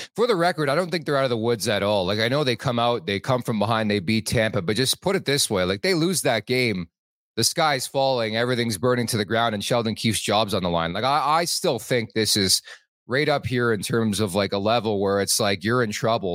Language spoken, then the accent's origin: English; Toronto, Ontario, Canada; also born or lived in Montreal; I was born in Montreal, moved to Toronto, the, the G T A, when I was five years old